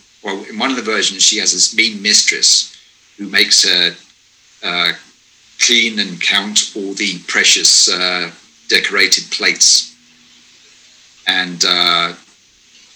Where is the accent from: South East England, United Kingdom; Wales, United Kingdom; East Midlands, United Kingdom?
South East England, United Kingdom; moved away; also born or lived in Japan; the town I grew up in England had a hitchhiker